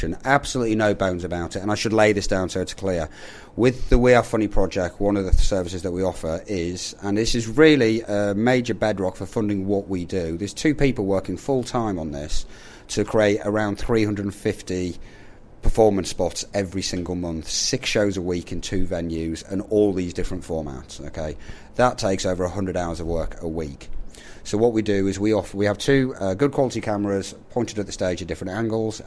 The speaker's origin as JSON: {"language": "English", "region": "England", "country": "United Kingdom", "said": "I am also English"}